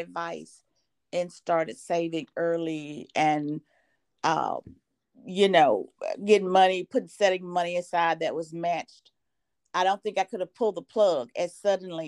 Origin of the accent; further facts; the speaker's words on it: Mississippi, United States; moved away as an adult; also born or lived in Oklahoma; now in Lake Charles, United States; I'm from Mississippi